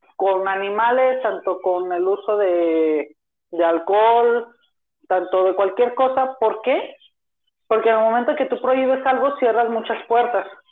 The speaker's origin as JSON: {"language": "Spanish", "town": "Zapopan", "region": "Jalisco", "country": "Mexico", "tie": "born or raised there", "said": "Nacido en Zapopan, Jalisco, estoy estudiando en la Universidad de Guadalajara"}